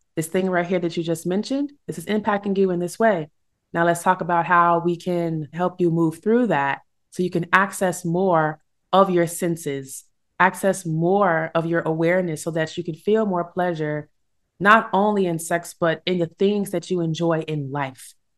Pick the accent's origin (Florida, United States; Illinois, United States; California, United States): Illinois, United States; my home state, Illinois